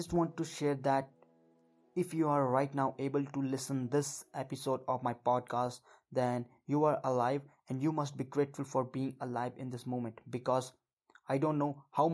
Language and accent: English; Uttarakhand, India; I am from Uttarakhand, India, and I am right now 18 years old